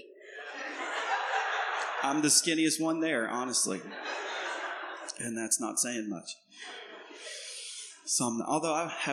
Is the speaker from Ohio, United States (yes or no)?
no; East Tennessee, United States; I am from Tennessee. So I'm a little country bumpkin. and I'm born and raised in East Tennessee